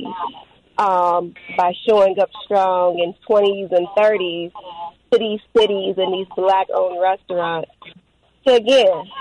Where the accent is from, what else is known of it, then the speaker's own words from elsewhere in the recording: Chicago, Illinois, United States; the Warrior Code is based off my life growing up on the South Side of Chicago